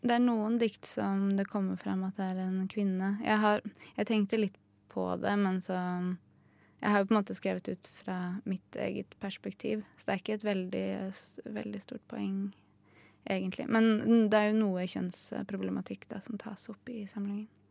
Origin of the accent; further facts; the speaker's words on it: Hedmarken, Innlandet, Norway; now in Oslo, Norway; jeg er jo fra Hedmarken